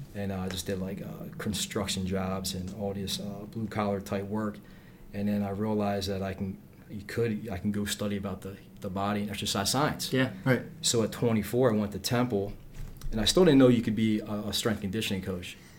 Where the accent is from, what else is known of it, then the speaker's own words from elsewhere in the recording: Philadelphia, Pennsylvania, United States; I'm from Northeast Philly. That's where I was born